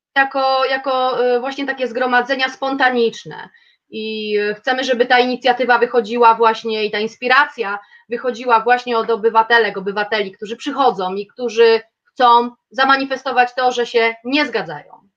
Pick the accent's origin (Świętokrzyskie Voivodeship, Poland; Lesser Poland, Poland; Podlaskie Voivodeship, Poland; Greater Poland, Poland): Świętokrzyskie Voivodeship, Poland; Kielce; jestem z Kielc